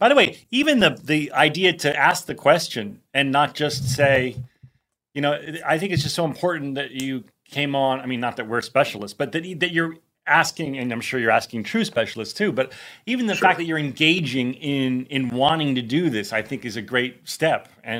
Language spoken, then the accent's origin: English; New Jersey, United States; growing up in North Jersey, which is a lot like New York and LA and Chicago where I went to school.